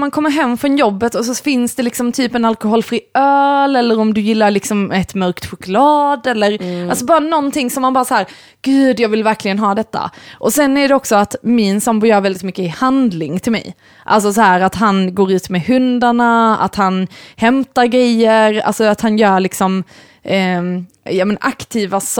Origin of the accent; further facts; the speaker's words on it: Sweden; Men sen, jag vet inte om det är så här att vi är väldigt svenskar.